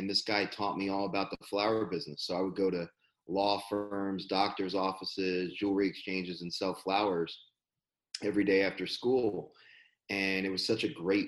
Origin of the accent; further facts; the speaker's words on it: New Jersey, United States; moved away; also born or lived in Cooper City, Florida; I'm from New Jersey, and my family, we moved down to South Florida over 25 years ago